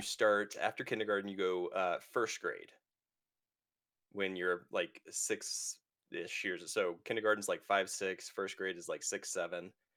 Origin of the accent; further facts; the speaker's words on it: United States; I'm American